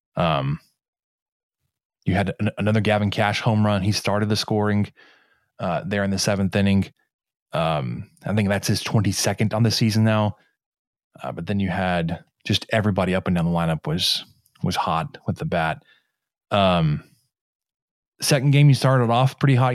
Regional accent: Mesquite, Texas, United States; my hometown, Mesquite, Texas

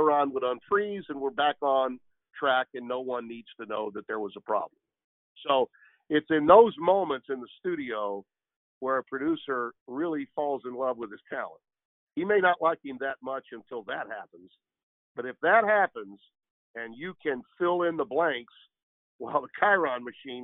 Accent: the South, United States; moved away as an adult; also born or lived in Connecticut; I was born and raised in the South

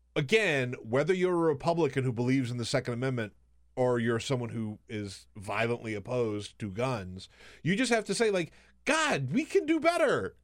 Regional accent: the South, United States; moved away; also born or lived in Alabama / South Carolina; I grew up in the South, Alabama and South Carolina

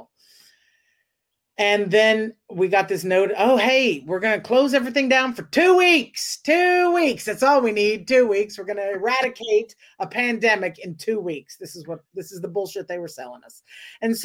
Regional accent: the South, United States; also born or lived in Dallas, Texas; now in Los Angeles, United States; I'm from the South

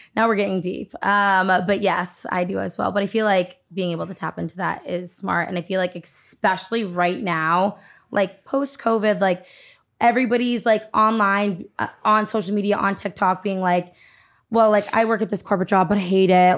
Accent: Massachusetts, United States; also born or lived in Nashua, New Hampshire; I grew up in Massachusetts

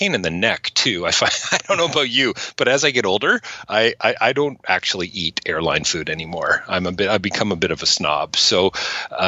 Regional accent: Toronto, Ontario, Canada; also born or lived in Oakville / Guelph; I grew up in Toronto, lived just outside in a town called North Oakville.

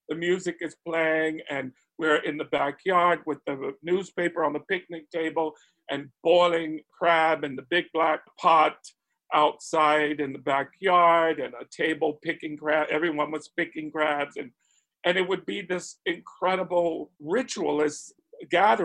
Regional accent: Spartanburg, South Carolina, United States; I grew up in Spartanburg, South Carolina, already a transplant from the family's foundational birthplace, which was Charleston and Beaufort and the Gullah Islands

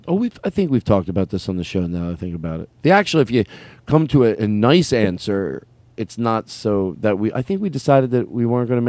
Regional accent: Arizona, United States; Well, I grew up in Arizona.

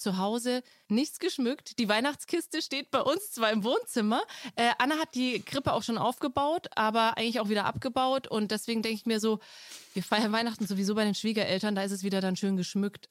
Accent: Franconia, Bavaria, Germany; bei uns in Franken

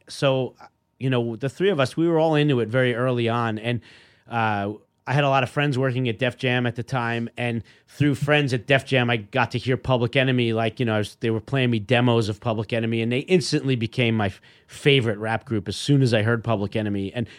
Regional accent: New York, United States; As a kid growing up in New York, I mean, Marv Albert was my local guy on the 6 o'clock news.

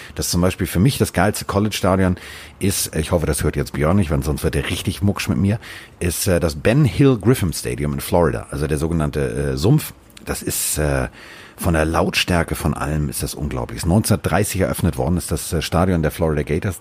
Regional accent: Hamburg, Germany; also born or lived in Sauerland; als Hamburger im Sauerland

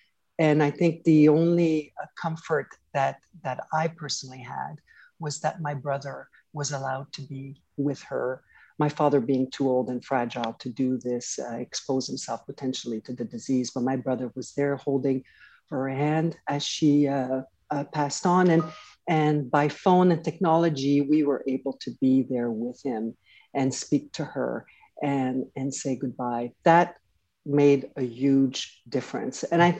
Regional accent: Canada; When I grew up in Canada, when I was going to school, I had no idea that we had these schools around the country.

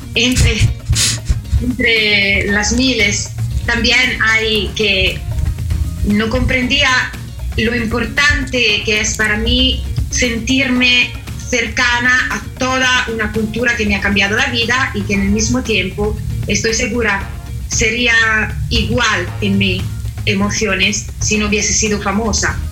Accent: Italy; Spanish is a second language; yo soy la eh, italiana más mexicana del mundo

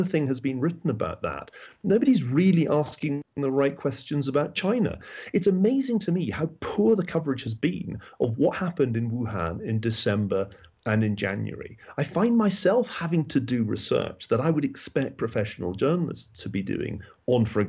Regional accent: Glasgow, Scotland, United Kingdom; also born or lived in Oxford; now in United States; as a Scotsman, I've always felt more at home in the United States than in England. It's a funny thing, but I grew up in Glasgow

